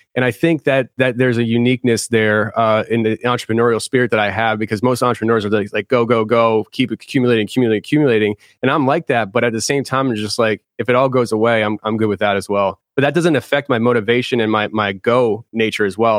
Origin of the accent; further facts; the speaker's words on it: Philadelphia, Pennsylvania, United States; I'm from Philly